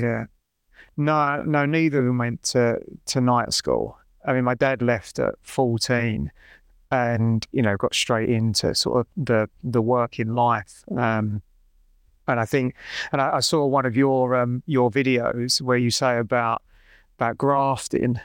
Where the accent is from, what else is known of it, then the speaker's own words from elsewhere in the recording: London, United Kingdom; I grew up in North East London